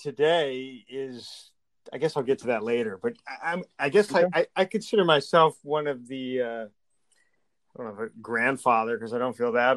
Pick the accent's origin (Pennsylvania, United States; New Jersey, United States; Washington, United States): Pennsylvania, United States; Scranton; moved away as an adult; I grew up in Scranton, Pennsylvania